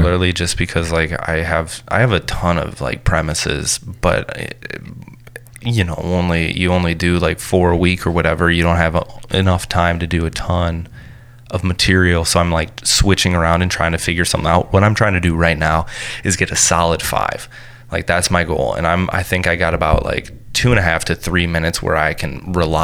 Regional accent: Grand Blanc, Michigan, United States; moved away; also born or lived in Flint, Michigan / Detroit, Michigan; I'm from Grand Blanc, Michigan, right next to it's right next to Flint, Michigan

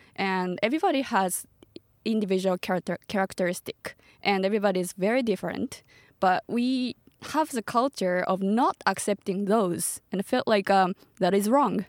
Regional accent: Tochigi, Japan; English is a second language; also born or lived in Nara Prefecture / United States; now in Tokyo, Japan; I'm from Tochigi Prefecture, which is like, uh, two hours away from Tokyo

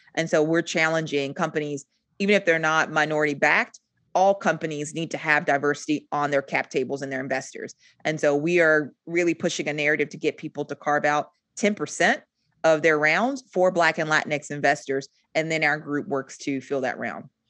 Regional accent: Rock Hill, South Carolina, United States; moved away as an adult; also born or lived in Germany; now in Charlotte, United States; I'm originally from Rock Hill, South Carolina. I reside in Charlotte now

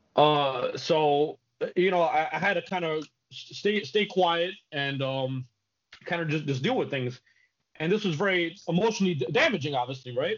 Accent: New York City, New York, United States; I grew up in the Bronx.

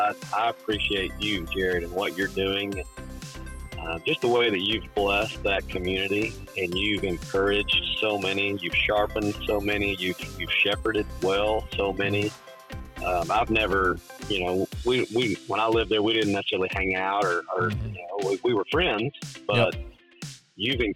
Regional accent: Missouri, United States; now in Orlando, United States; I'm a kid from Southeast Missouri that ended up going to a great town like Paragould

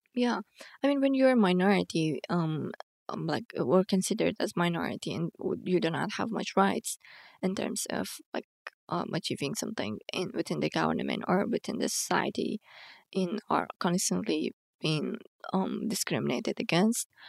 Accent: Bamyan, Afghanistan; also born or lived in Kabul; I grew up in Bamiyan

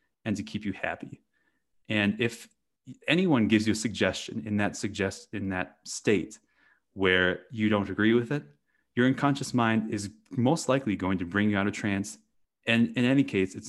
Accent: Wisconsin, United States; I grew up in the Midwest in Wisconsin in the US, and I grew up on a dairy farm

